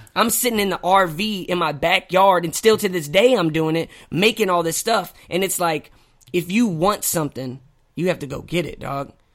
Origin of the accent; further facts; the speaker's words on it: Hazelwood, Missouri, United States; I'm from Saint Louis. I'm North County. I'm Hazelwood, not Hollywood.